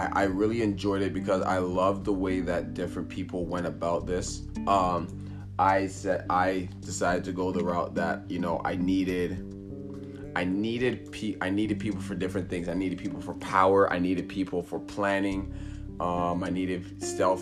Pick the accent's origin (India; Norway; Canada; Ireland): Canada; I'm Canadian